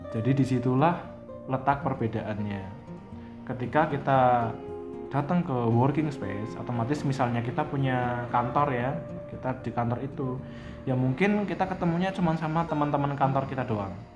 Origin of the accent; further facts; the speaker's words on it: Surakarta, Central Java, Indonesia; kita sebagai orang Solo